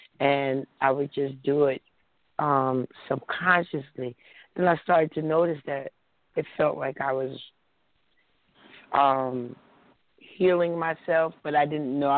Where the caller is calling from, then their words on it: New Jersey, United States; I'm calling from New Jersey.